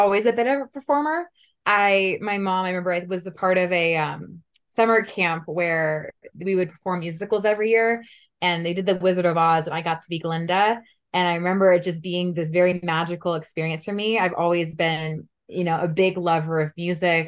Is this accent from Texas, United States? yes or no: no; Menlo Park, California, United States; also born or lived in Palo Alto, California; So I was born in Palo Alto, California. I grew up in Menlo Park, so I'm from the Silicon Valley, the Bay Area